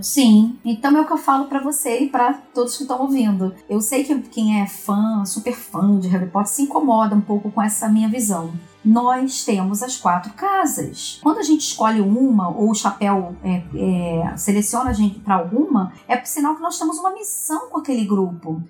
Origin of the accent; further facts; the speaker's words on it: Brazil; nós somos aqui do Brasil